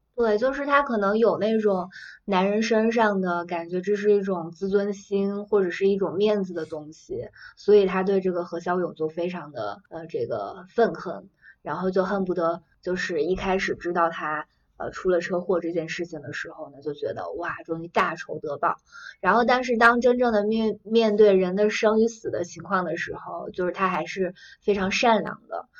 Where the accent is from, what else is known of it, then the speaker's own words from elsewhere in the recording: China; 我们作为一个中国人